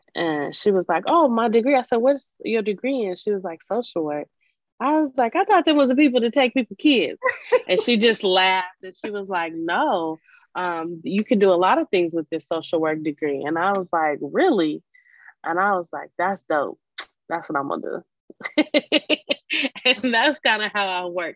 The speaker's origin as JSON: {"language": "English", "town": "Portland", "region": "Oregon", "country": "United States", "tie": "born or raised there", "said": "I was born and raised in Portland, Oregon"}